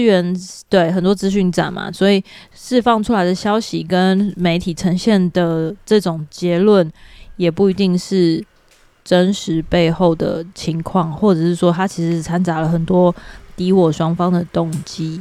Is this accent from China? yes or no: no; Taiwan; 身为台湾人